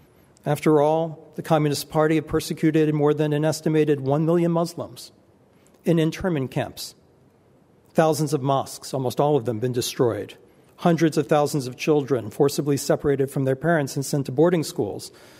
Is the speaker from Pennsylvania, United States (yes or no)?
yes; Pittsburgh, Pennsylvania, United States; It's like Jews can't be victims unless it's such a horrific incident, like what happened in my hometown of Pittsburgh.